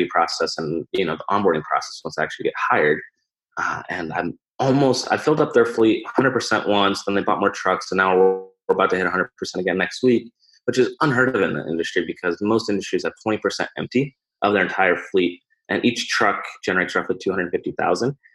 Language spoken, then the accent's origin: English; Omaha, Nebraska, United States; I'm from Omaha